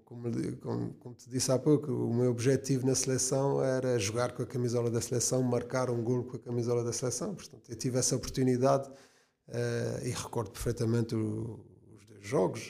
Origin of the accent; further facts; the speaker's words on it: Azores, Portugal; moved away as an adult; also born or lived in Estoril; a minha ligação aos Açores sempre foi, foi muito forte e continua a ser muito forte, porque eh, foi a terra onde nasci